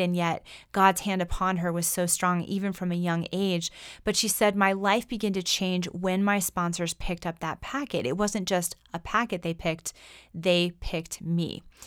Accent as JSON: {"language": "English", "country": "United States", "said": "we as American Christians"}